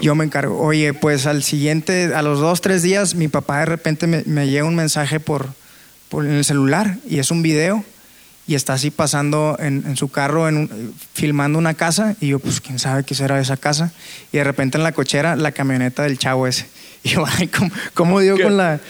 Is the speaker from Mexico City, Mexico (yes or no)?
no; Monterrey, Nuevo León, Mexico; soy de Monterrey